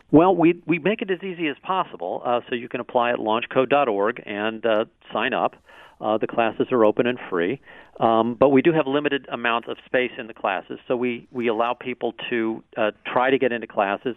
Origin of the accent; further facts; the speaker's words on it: St. Louis, Missouri, United States; also born or lived in San Francisco; St. Louis is my hometown